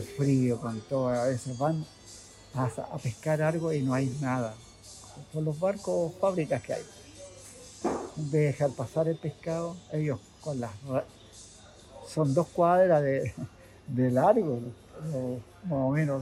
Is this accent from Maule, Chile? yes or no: no; Valparaíso, Chile; also born or lived in San Antonio; now in Santiago, Chile; soy de Playa Ancha, yo, de, Valparaíso